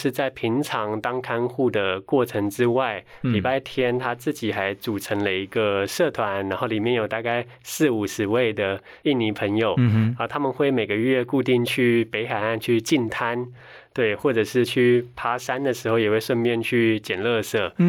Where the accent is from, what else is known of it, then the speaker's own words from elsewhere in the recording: Taiwan; 那其实很巧的是，当我跟他们说我来自台湾的时候， 很多我的菲律宾朋友跟我说，哎，他的亲戚在台湾工作